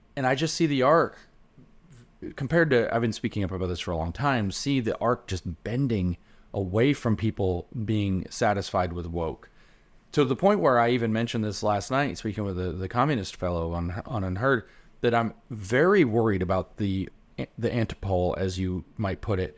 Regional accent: the South, United States

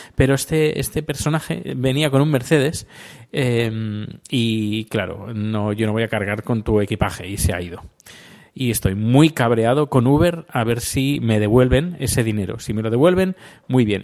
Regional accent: Spain; now in Sweden; soy sueco y español a la vez

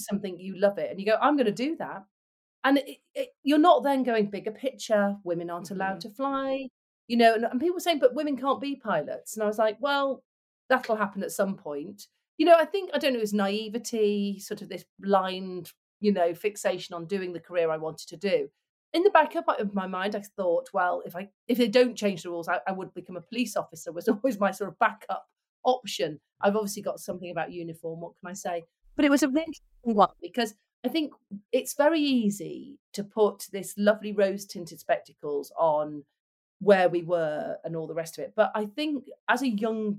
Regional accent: Manchester, North West England, United Kingdom; I grew up in Manchester, very working class background

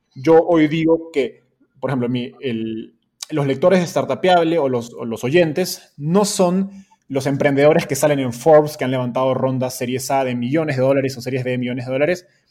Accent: Peru; moved away as an adult; now in Mexico; yo soy de Perú, pero radicado en México

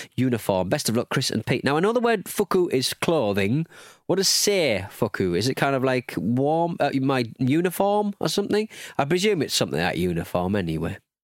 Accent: United Kingdom; we're British

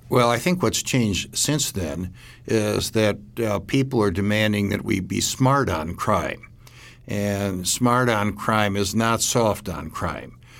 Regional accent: Milwaukee, Wisconsin, United States; my hometown in Milwaukee

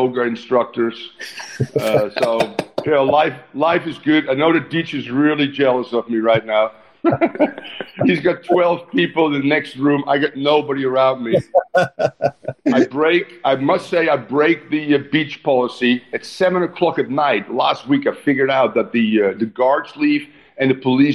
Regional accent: Netherlands; moved away; how I grew up in the Netherlands

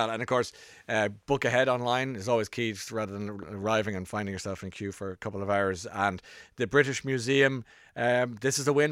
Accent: Ireland; I'm an Irishman.

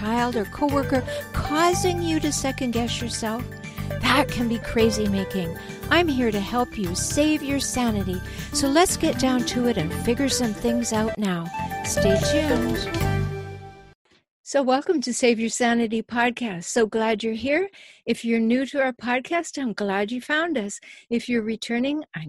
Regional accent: Canada; now in United States; I'm a Canadian. I live in the States

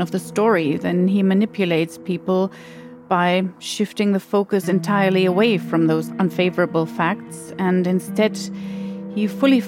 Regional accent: Germany; moved away as an adult; now in London, United Kingdom; I'm originally from Germany. I've been living in the UK for around 17 years now.

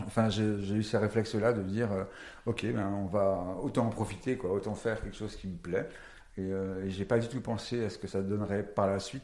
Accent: Paris, Île-de-France, France; Et parisien, je suis né à Paris

